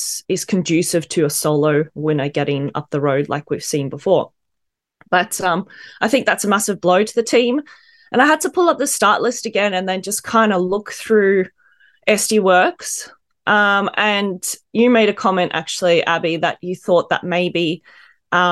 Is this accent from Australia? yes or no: yes; Australia; being Australian, of course, we're very proud